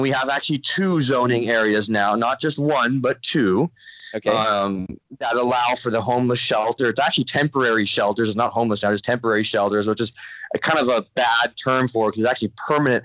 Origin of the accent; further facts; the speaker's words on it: Los Angeles, California, United States; now in Redondo Beach, United States; I was born in San Pedro, born and raised, actually, as they say, born and bred in Pedro